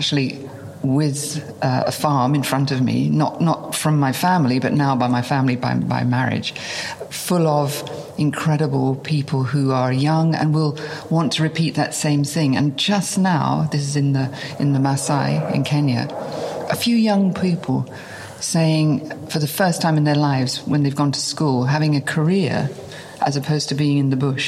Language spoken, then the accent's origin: English; near Margate, South East England, United Kingdom; I was born in England, on the seaside, near a famous place called Margate, which was a day trip, a haven. And it was idyllic. I mean, I literally was brought up in a place where people went on holiday